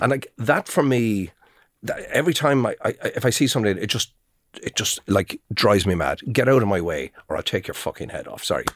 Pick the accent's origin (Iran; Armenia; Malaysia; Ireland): Ireland; I'm from Balnamore, just down the road, I'm just down the road. I'm a neighbour, I'm with the Leitrim Observer